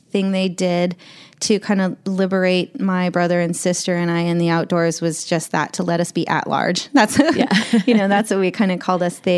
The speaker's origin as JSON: {"language": "English", "town": "Medford", "region": "Oregon", "country": "United States", "tie": "born there", "said": "I was born in Medford, Oregon, and my parents work for the National Park Service."}